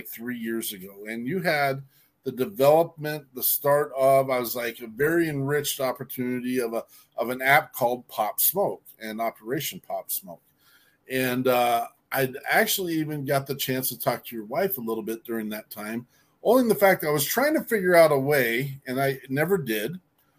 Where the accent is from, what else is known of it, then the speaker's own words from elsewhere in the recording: Wyoming, United States; I'm a hillbilly from Wyoming State.